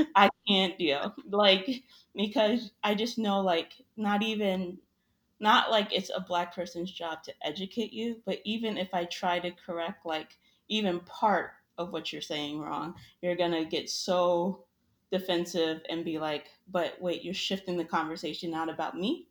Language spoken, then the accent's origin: English; New York, United States; now in Florida, United States; I live in Florida now. I'm originally from New York